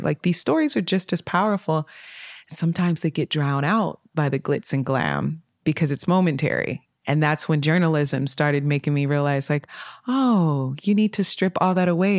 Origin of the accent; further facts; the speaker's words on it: Sacramento, California, United States; also born or lived in Detroit, Michigan; grew up in Sacramento, California, between twenty-ninth Street, Southside, Oak Park area. Yeah, I was born in Detroit, Michigan, but my mother brought me here when I was a little bundle